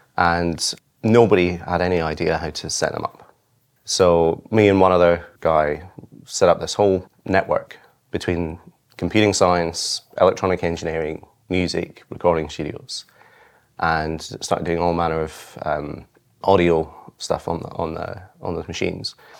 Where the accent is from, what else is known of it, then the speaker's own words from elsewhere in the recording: Isle of Arran, Scotland, United Kingdom; I grew up on the Isle of Arran off the west coast of Scotland